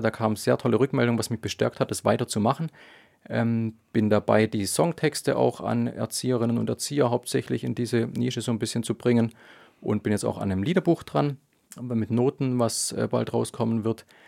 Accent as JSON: {"language": "German", "town": "Dettenhausen", "region": "Baden-Württemberg", "country": "Germany", "tie": "born or raised there", "said": "in meinem Heimatdorf in Dettenhausen und um Tübingen rum"}